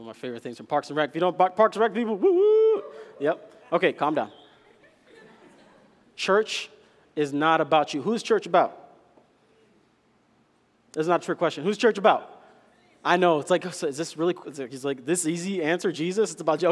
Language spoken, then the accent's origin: English; Kenya; I'm Kenyan